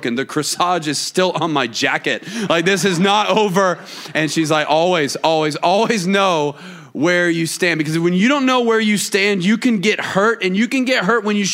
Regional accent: Atlanta, Georgia, United States; moved away as an adult; now in Auburn, United States; I live in Auburn, Alabama, which is interesting for me to say because I grew up in Atlanta

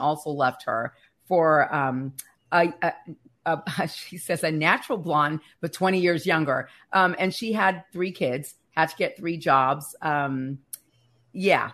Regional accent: Northern California, United States; I'm from Northern California

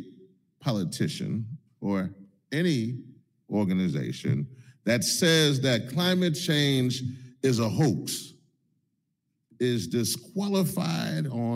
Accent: Louisiana, United States; my home state of Louisiana

